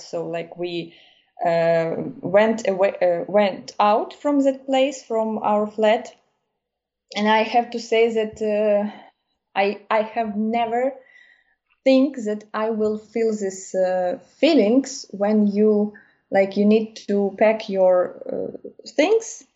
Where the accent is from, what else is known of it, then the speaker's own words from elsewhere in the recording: Kyiv, Ukraine; English is a second language; moved away as an adult; now in Germany; I'm from Kiev